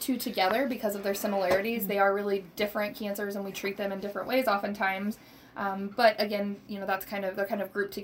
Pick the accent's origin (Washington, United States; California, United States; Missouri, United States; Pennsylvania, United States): Missouri, United States; Rolla; I am born and raised in Rolla, Missouri, homegrown, as they say